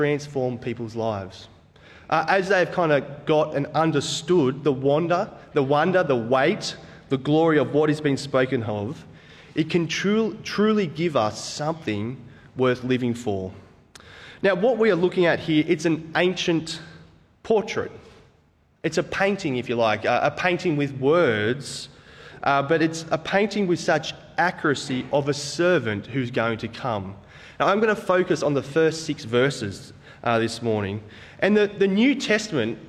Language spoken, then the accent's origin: English; Central Coast, New South Wales, Australia; now in Botany, Australia; I grew up on the Central Coast